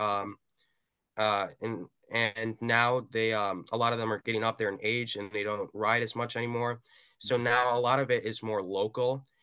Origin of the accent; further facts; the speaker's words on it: Madison, Wisconsin, United States; I'm a teenager from Madison, Wisconsin